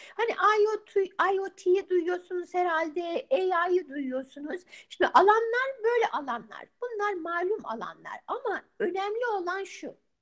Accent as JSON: {"language": "Turkish", "country": "Turkey", "also_born_or_lived": "Izmir", "moved": "yes", "lives_now": "United States", "said": "Ben de senin gibi Türk'üm"}